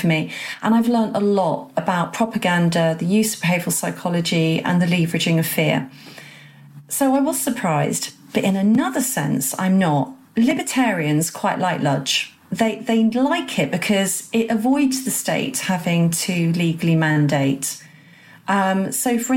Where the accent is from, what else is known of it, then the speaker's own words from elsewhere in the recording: England, United Kingdom; I'm proudly patriotic, love being English and British